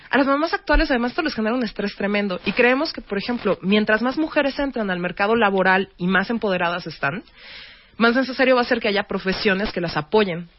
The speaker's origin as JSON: {"language": "Spanish", "country": "Mexico", "said": "como mexicanos"}